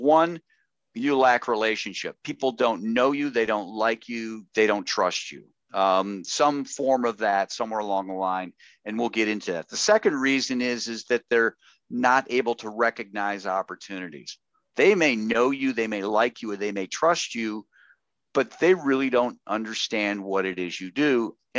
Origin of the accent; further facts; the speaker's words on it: Chicago, Illinois, United States; Well, I grew up in Chicago, Illinois, and oh, what part of Chicago?